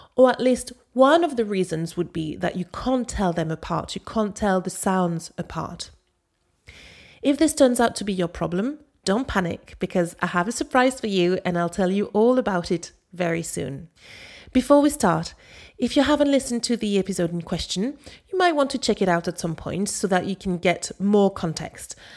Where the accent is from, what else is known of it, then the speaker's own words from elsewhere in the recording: Paris, Île-de-France, France; accent: Parisian; I spoke with my Parisian accent